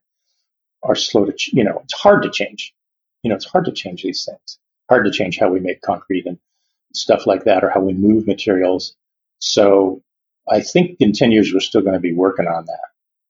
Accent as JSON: {"language": "English", "town": "Yakima", "region": "Washington", "country": "United States", "tie": "born or raised there", "lives_now": "Seattle, United States", "said": "I grew up in Yakima"}